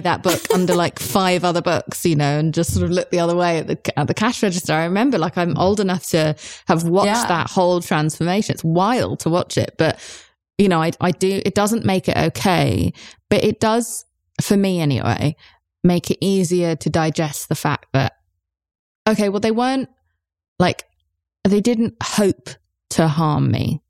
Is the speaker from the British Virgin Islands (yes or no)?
no; United Kingdom; I'm British